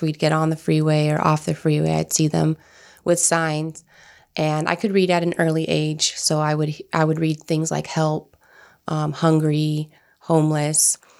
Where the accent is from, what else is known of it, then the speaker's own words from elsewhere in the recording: Turlock, California, United States; I grew up in the Central Valley, which is Turlock, to be exact, north of Fresno